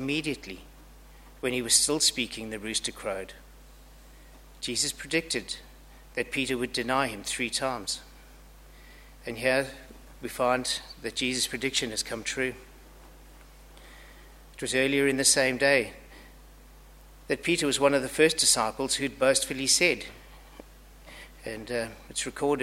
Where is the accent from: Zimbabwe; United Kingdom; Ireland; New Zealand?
Zimbabwe; now in Australia; I have an accent, and it's not too hard to tell that I'm from Zimbabwe. It's pretty obvious I'm not Australian